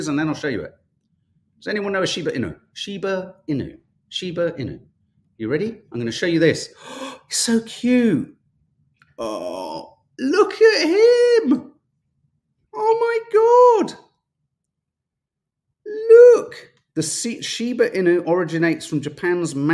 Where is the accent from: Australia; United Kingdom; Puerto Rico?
United Kingdom; London; being a Londoner and having driven in London